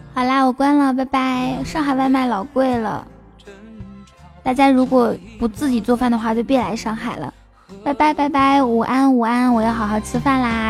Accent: Inner Mongolia, China; moved away; 我在内蒙古长大的

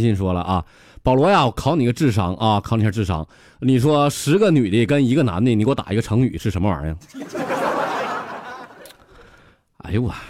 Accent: Northeast China, China; 你再看咱们东北人打雪仗，这咋？

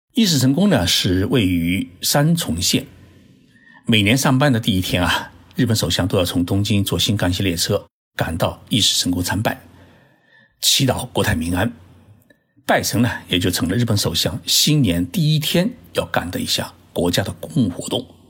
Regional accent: Zhoushan, Zhejiang, China; 我老家是在浙江的舟山市

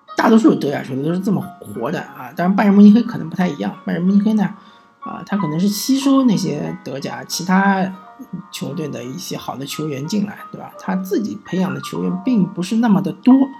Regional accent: China; 有点像是我们中国人，他喜欢存款

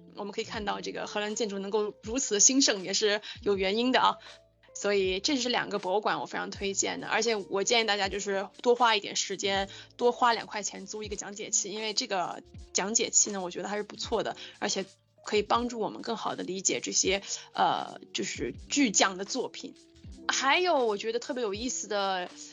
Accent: China; 我们中国人

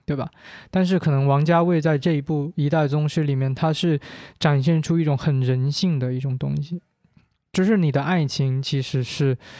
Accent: Guangdong, China; first language Teochew; Chinese is a second language; 我是潮汕人

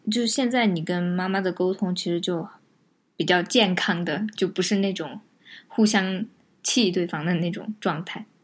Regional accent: Chengdu, Sichuan, China; 都是在成都这一个片儿区长大的

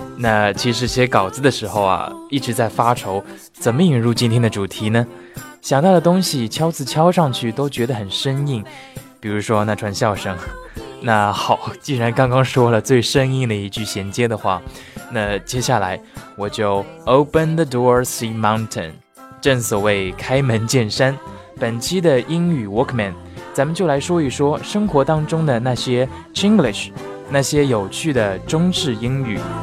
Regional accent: China; accent: Chinese; 咱们的中国口音

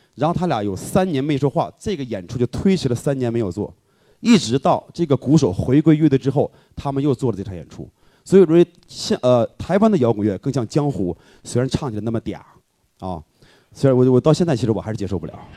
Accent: Northeast China, China; moved away as an adult; now in Beijing, China; 因为我是东北人嘛

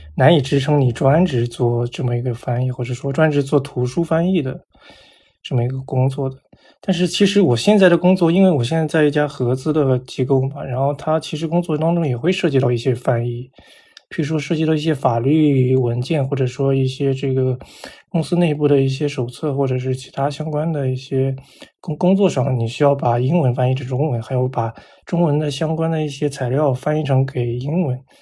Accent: China; moved away as an adult; also born or lived in United States; 我说我是中国来的

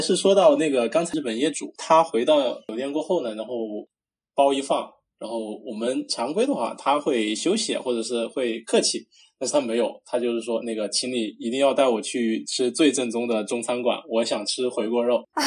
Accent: Sichuan-Chongqing, China; 咱们川渝这边儿

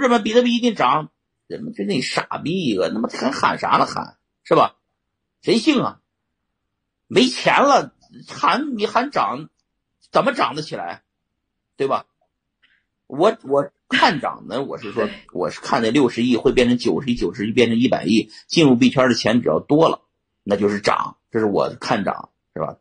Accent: Shanxi, China; 我们山西人

